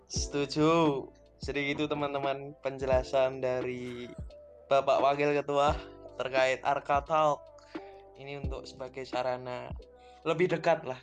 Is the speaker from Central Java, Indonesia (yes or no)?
yes; Surakarta, Central Java, Indonesia; asal asal asal asal asal gua dari Solo sih